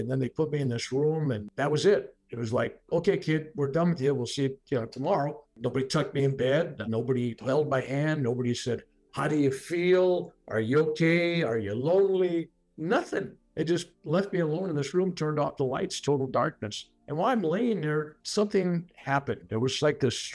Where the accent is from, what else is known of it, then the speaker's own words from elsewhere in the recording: San Francisco, California, United States; also born or lived in Sunnyvale, California; I was born in San Francisco, California